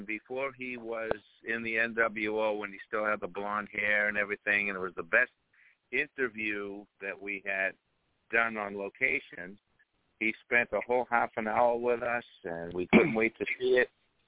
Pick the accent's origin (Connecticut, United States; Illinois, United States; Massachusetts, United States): Massachusetts, United States; Revere; my hometown of Revere, Massachusetts